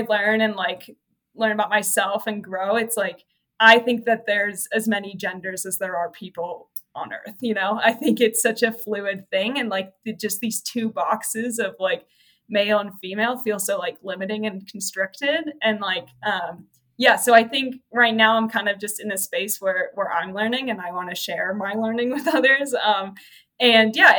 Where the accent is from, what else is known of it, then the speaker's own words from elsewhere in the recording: Santa Cruz, California, United States; moved away as an adult; also born or lived in Arkansas; I'm from Santa Cruz, California. So it's like a small, central coast town